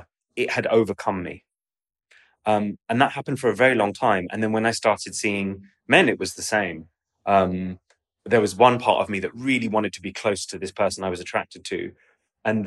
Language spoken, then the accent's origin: English; London, United Kingdom; also born or lived in Oxford; I had existed as a Pakistani in a predominantly Pakistani part of London